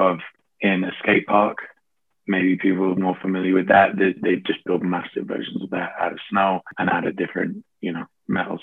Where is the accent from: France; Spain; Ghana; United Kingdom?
United Kingdom; Sheffield, Yorkshire and the Humber; I grew up in Sheffield